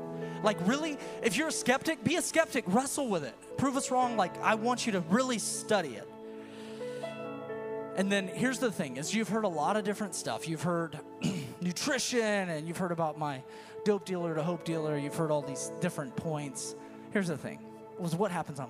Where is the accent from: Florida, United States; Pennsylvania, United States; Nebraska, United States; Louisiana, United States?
Florida, United States; Florida Panhandle, United States; So I grew up in the South. I'm from the panhandle of Florida